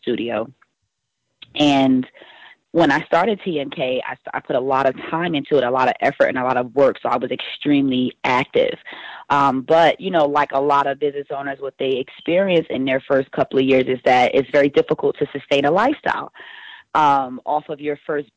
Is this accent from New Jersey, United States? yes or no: yes; East Orange, New Jersey, United States; I grew up in East Orange, New Jersey